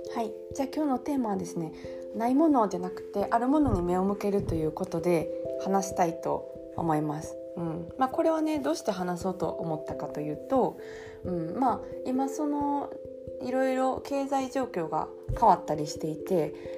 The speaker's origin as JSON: {"language": "Japanese", "region": "Kansai", "country": "Japan", "tie": "born or raised there", "accent": "Kansai intonation", "moved": "as an adult", "lives_now": "Paris, France", "said": "イントネーションでバレてるとは思うんですけど、あの、関西出 身なんですけど、私。"}